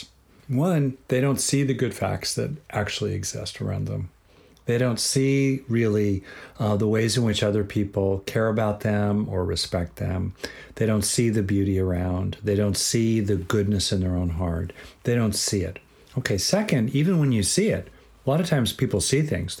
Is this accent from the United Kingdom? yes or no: no; Southern California, United States; I grew up in Southern California.